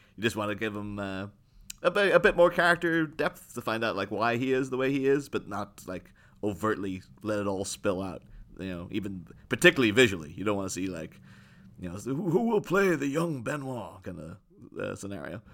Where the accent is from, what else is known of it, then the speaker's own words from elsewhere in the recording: Ireland; moved away; I grew up in Ireland